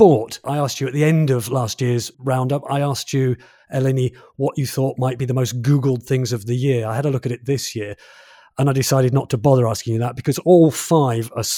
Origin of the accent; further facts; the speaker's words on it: England, United Kingdom; as a Brit, as an English person